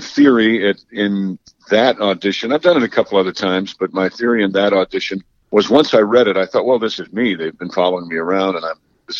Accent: New York, United States; and I'm from New York. So I was 18 and from New York.

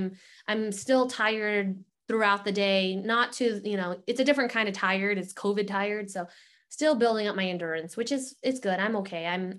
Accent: San Antonio, Texas, United States; moved away; this little town outside of San Antonio, part of San Antonio, Lila and I were born in the same place because I was born in San Antonio too.

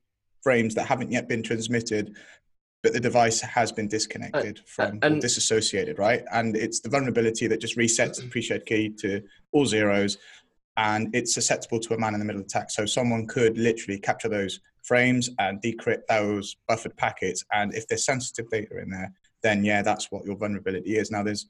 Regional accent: North East England, United Kingdom; Why am I mocking you, Ryan? I'm a Geordie as well.

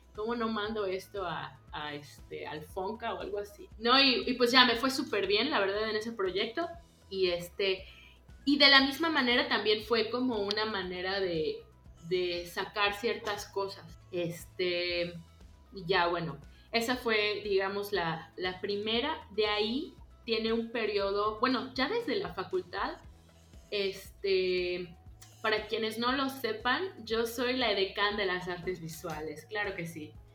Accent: Yucatán, Mexico; yo soy yucateca, nacida y, vivida aquí. Este, eh, igual de papás yucatecos.

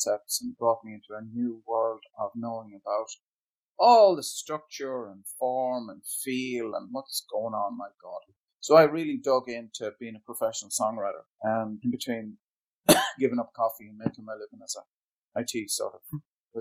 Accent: Ireland; I come from Ireland, actually, in a small border town

